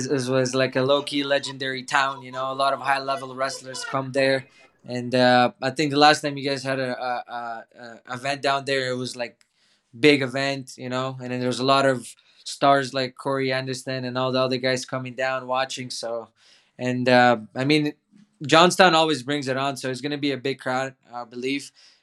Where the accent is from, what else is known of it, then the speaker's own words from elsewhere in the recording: Toronto, Ontario, Canada; English is a second language; And then we went to Toronto, and then I grew up in Toronto. I started in grade 8 right away with no English.